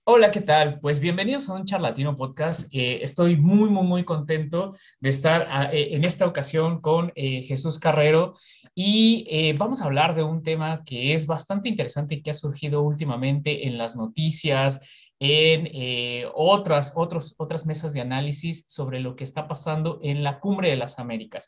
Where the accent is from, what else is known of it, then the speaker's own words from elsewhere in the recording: Mexico; yo, que soy de México